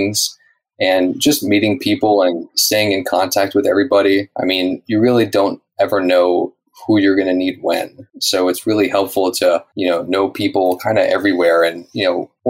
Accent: Atlanta suburb, Georgia, United States; also born or lived in Laguna Niguel, California, United States; now in Dana Point, United States; I was born out here in Laguna Niguel, and I moved to a suburb in Atlanta when I was only 6 years old

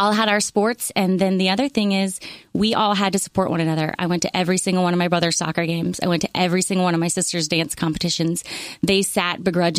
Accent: Ponte Vedra Beach, Florida, United States; now in Charleston, United States; I was born in Ponte Vedra Beach, Florida

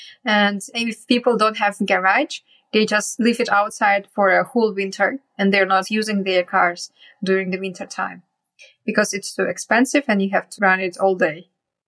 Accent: Yakutsk, Sakha Republic, Russia; moved away; also born or lived in China; So I was born and grew up in Yakutia, which is in the far east of Russia. And it's the coldest town on earth.

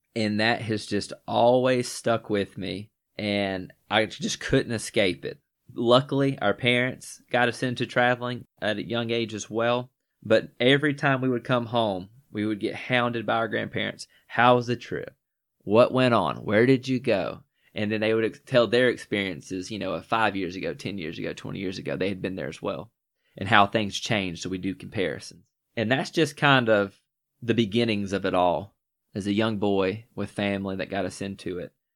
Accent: Northwest Georgia, United States; I'm also from, uh, Northwest Georgia. Still reside here to this day.

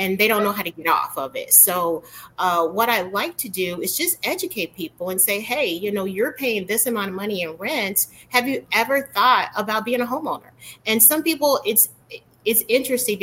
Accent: Chicago, Illinois, United States; I was raised in Chicago

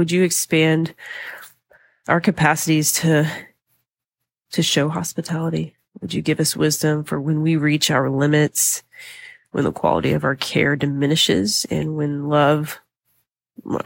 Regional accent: the South, United States; I'm from the South, been here my whole life

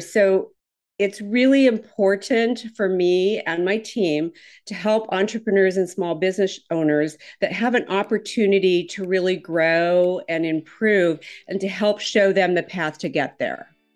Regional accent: Minnesota, United States; now in Houston, United States; I'm originally from Minnesota, so I have absolutely the wrong accent.

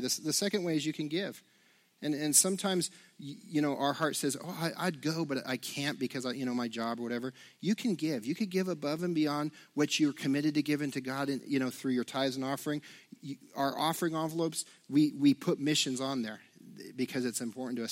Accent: United States; as American Christians

